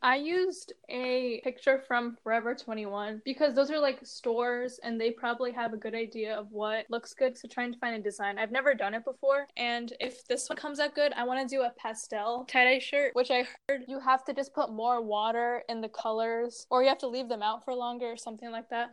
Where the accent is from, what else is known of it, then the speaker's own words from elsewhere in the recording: India; we're both Indian